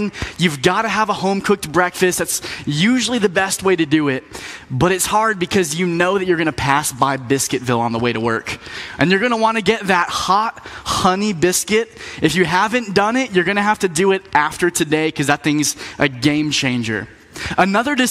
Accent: Florida, United States; moved away as an adult; also born or lived in Tampa, Florida / Lynchburg, Virginia; now in North Carolina, United States; I grew up in Florida, so I'm used to warm weather

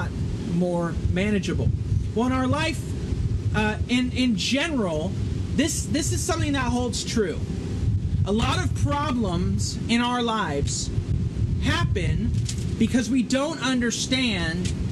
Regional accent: Northern California, United States; moved away as an adult; now in Florida, United States; I grew up in Northern California

